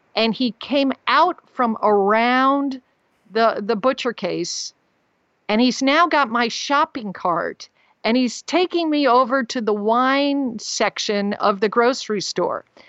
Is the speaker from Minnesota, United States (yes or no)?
no; Texas, United States; I told him I was from Texas